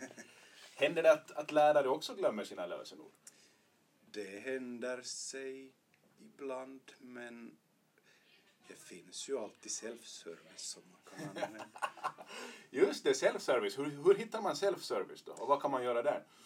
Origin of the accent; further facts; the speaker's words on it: Vörå, Ostrobothnia, Finland; also born or lived in Jakobstad / Vasa; jag är född i Bertby gick i Vörå högstadium